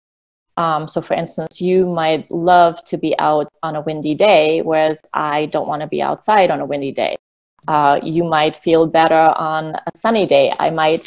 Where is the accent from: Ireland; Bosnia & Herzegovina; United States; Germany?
Germany; moved away; I grew up in Germany